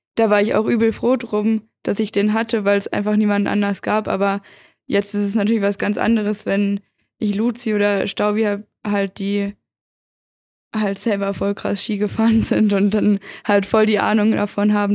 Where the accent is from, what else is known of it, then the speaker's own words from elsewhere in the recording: Göttingen, Lower Saxony, Germany; Ich komme ja eigentlich aus Göttingen in Niedersachsen